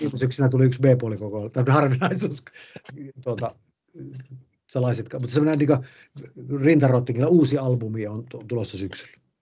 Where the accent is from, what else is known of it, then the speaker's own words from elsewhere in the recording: Haukipudas, North Ostrobothnia, Finland; moved away; also born or lived in Helsinki; en edes muuttanut Ouluun, vaan tänne ihan Haukiputtaalle ja Martiniemen seudulle, mistä on kotoisin